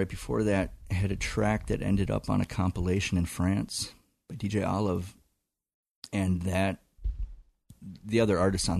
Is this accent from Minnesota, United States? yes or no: yes; Burnsville, Minnesota, United States; And I moved to Duluth when I graduated in 1990.